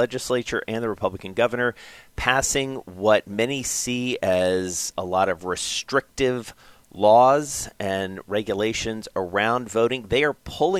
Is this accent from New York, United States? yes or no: no; Atlanta, Georgia, United States; Atlanta's, many people know who are listening to this, and you guys certainly know, is my hometown.